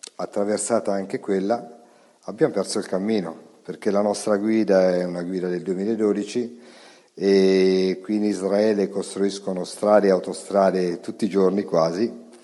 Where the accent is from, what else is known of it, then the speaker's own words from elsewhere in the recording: Umbria, Italy; da buon umbro